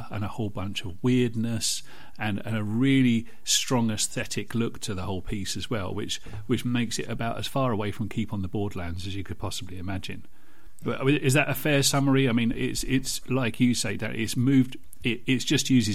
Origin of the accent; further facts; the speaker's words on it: United Kingdom; I'm British